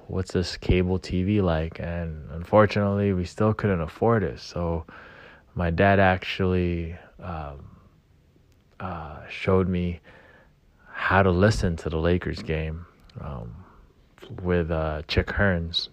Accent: Gardena, California, United States; growing up in Gardena, uh, at that time, my family didn't have a lot of money

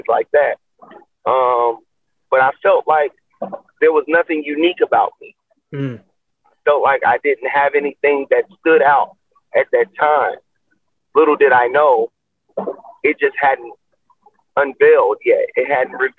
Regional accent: Chicago, Illinois, United States; growing up in Chicago

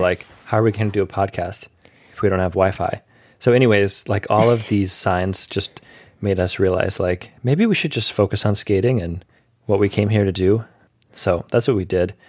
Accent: Michigan, United States; I'm from Michigan

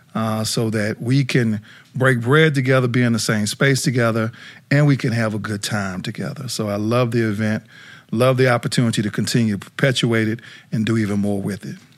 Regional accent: South Dakota, United States; now in Atlanta, United States; I grew up in South Dakota

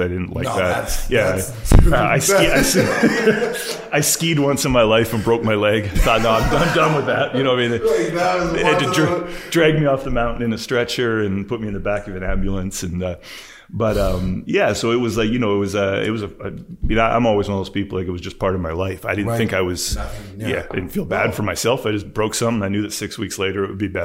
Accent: West Vancouver, British Columbia, Canada; I grew up on Horseshoe Bay, which is near the ferry terminal in West Vancouver.

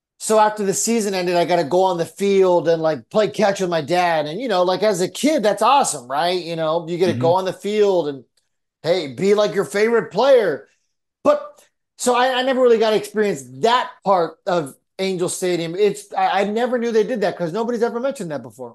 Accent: San Diego, California, United States; moved away; also born or lived in Texas; growing up in San Diego

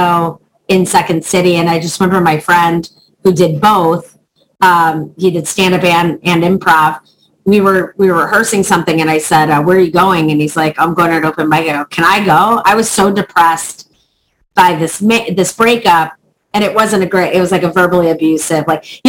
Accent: Chicago, Illinois, United States; I started in Chicago. I'm from Chicago

